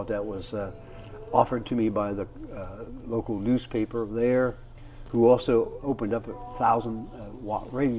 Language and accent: English; Urbana, Ohio, United States; born or raised there; also born or lived in Chicago